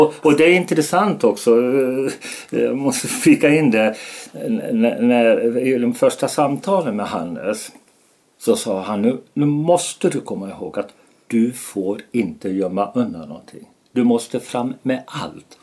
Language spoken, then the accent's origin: Swedish; Falun, Dalarna County, Sweden; Falun, min hemstad, städernas stad mitt hjärtats stad